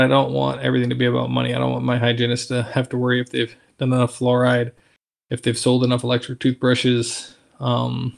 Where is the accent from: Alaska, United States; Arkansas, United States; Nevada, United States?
Alaska, United States; moved away; I'm from Alaska